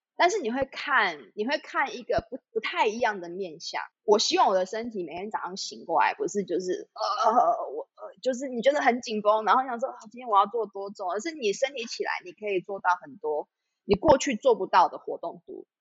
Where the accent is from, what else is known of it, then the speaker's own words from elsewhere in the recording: Taipei, Taiwan; moved away as an adult; now in Zhubei, Taiwan; 其实我是台北人